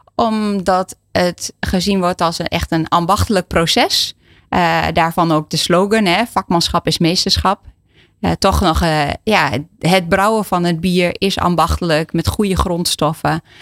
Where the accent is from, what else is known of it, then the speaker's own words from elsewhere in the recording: Enschede, Overijssel, Netherlands; ik ben al geboren en getogen in Enschede